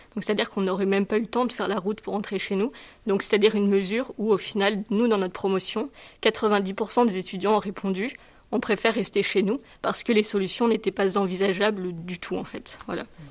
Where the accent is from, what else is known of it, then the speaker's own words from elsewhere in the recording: southern France, France; moved away; Je suis originaire du sud de la France